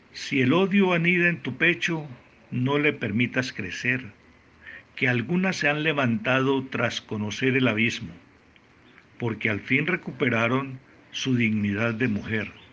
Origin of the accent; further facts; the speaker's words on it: Frontino, Antioquia, Colombia; nacido en Frontino, Antioquia, Colombia